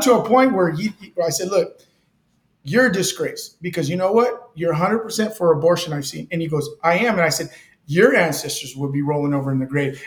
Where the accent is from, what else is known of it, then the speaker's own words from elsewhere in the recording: Delano, California, United States; now in Bakersfield, United States; I was born in Delano.